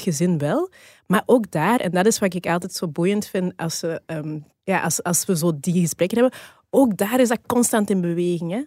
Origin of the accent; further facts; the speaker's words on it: Flanders, Belgium; also born or lived in Rwanda; in Rwanda geboren. Ik heb een Rwandeese biologische familie en ik ben hier opgegroeid. Ik heb, ehm, ehm, Belgische, Vlaamse, eh, adoptieouders